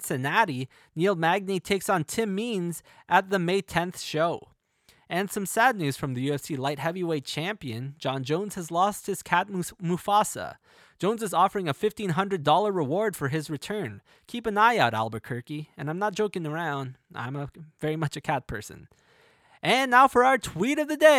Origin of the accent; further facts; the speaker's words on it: Canada; my home country of Canada